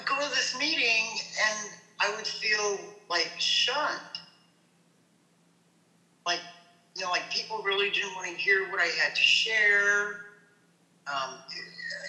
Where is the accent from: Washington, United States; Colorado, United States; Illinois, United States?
Colorado, United States; now in Portland, United States; I'm from Colorado.